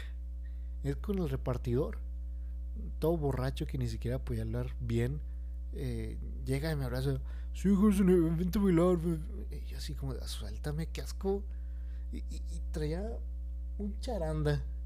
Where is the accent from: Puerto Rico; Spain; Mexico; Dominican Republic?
Mexico; lo que nos han inculcado como mexicanos